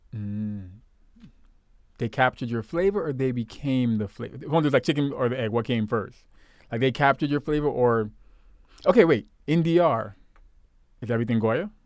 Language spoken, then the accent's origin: English; Brooklyn, New York, United States; growing up in Brooklyn, the part that I did, we had a lot of, um, fellow West Indian, Caribbean people